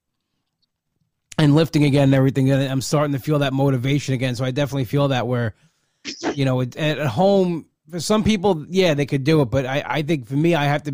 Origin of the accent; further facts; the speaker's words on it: Long Island, New York, United States; I'm from Long Island.